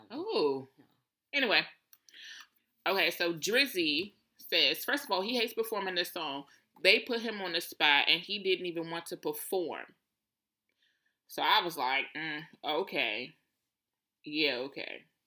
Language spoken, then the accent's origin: English; Washington, District of Columbia, United States; I was born and raised in Southeast